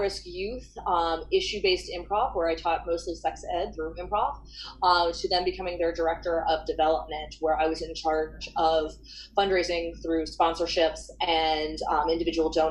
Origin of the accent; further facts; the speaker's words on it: Gainesville, Florida, United States; I grew up in Gainesville, Florida, which is a college town, University of Florida. That's sort of what we're known for here